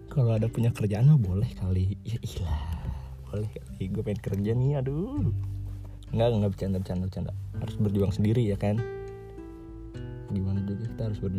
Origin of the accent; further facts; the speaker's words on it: Bogor, West Java, Indonesia; also born or lived in Purwokerto; gue tuh lahir gue di Purwokerto di Banyumas cuman berapa bulan doang terus gue abis itu pindah ke Bogor di Dermaga Pratama no pertamanya gue di Bogor ada di Cibadak terus kelas 5 SD baru dah pindah ke sini ke Ciampea